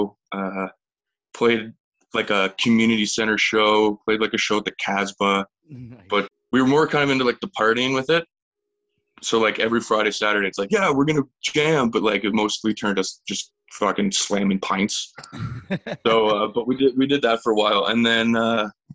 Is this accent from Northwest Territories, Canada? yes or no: no; Grimsby, Ontario, Canada; also born or lived in Thunder Bay; now in St. Catharines, Canada; I grew up just down the road in Grimsby. So I'm a Niagara boy, but like, yeah, I grew up in Grimsby.